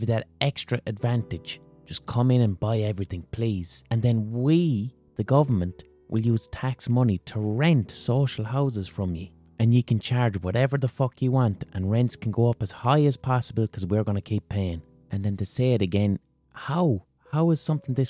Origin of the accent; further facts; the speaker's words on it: Limerick, Munster, Ireland; in my own city